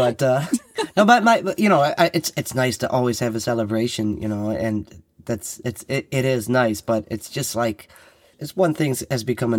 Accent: Detroit, Michigan, United States; I was born in Detroit, Michigan. Parents immigrated from Ireland.

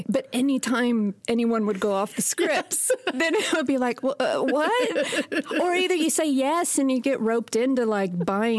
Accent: Houston, Texas, United States; moved away as an adult; now in Sweden; I'm from Texas, right outside of Houston. I've been here for 18 years.

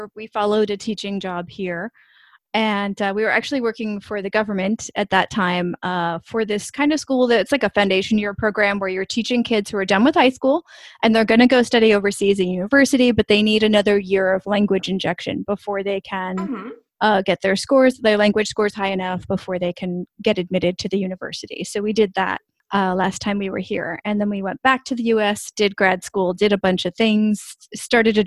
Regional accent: East Coast, United States; moved away as an adult; also born or lived in New York / Pennsylvania / California / Los Angeles; now in China; born and raised on the East Coast in New York and Pennsylvania, and then when I was 20, I moved solely by myself over to California

